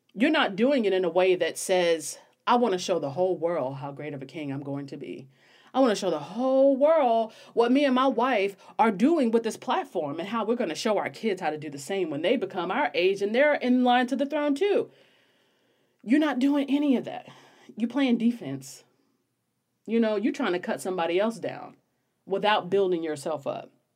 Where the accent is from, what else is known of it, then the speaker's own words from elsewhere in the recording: United States; I'm American